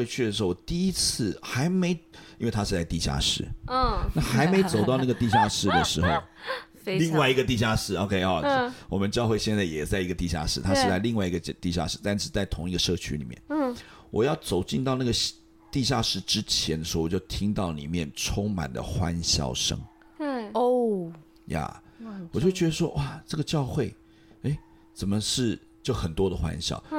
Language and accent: Chinese; Taipei, Taiwan; 因为我从小在台北出生长大嘛，